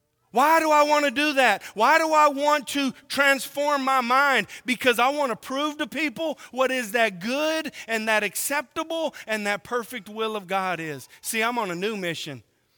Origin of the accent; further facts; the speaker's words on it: Oklahoma, United States; born there; also born or lived in California; now in Tennessee, United States; I was born in Oklahoma. I lived in California. And now I live in Tennessee. Boy, I got a smorgasbord of accents, right?